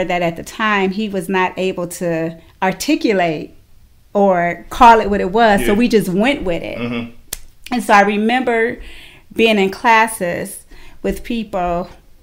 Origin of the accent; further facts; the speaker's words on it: Cleveland, Ohio, United States; I did grow up in Cleveland the earlier years of my life, from birth till about 5th grade. I grew up inner city Cleveland, right off St. Clair